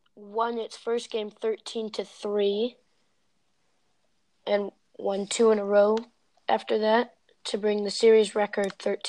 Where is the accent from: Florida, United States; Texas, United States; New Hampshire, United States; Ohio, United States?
Ohio, United States; Born and raised in Ohio.